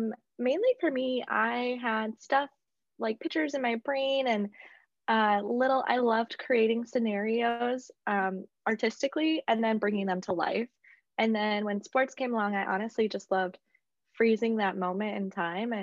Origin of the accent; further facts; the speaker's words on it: South Dakota, United States; moved away as an adult; also born or lived in Mankato, Minnesota; now in US South; I'm in Mankato, which is 3 hours from my hometown in South Dakota